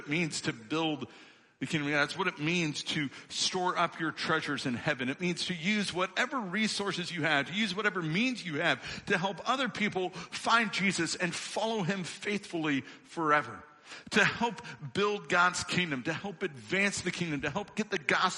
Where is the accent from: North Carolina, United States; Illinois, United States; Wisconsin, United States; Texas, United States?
Illinois, United States; moved away; I come from Illinois. I'm an Illinois boy born and raised